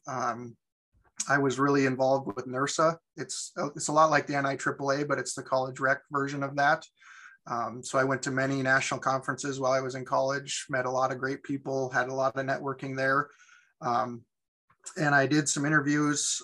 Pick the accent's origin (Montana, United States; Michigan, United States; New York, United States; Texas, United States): Montana, United States; Sidney; I was born and raised in Sydney, so I'm back in my hometown